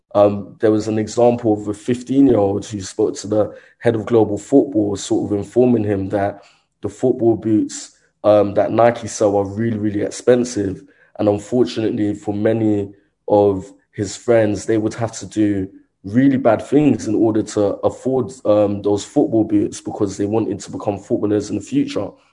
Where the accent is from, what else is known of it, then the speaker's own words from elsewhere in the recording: London, United Kingdom; also born or lived in Croydon, South London; growing up in Brixton, South London